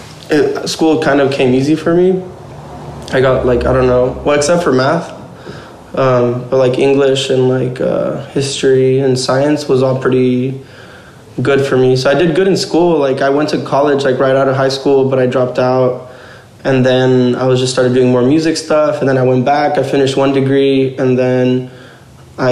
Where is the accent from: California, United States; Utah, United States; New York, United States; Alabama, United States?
California, United States; Pomona; now in Riverside, United States; Growing up in Pomona was interesting